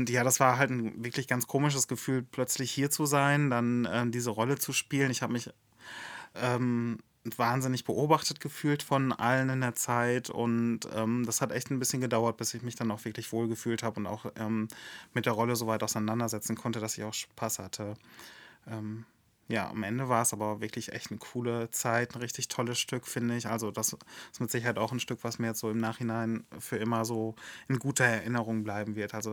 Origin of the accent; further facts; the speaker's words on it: Billerbeck, North Rhine-Westphalia, Germany; Wir kommen aus Billerbeck.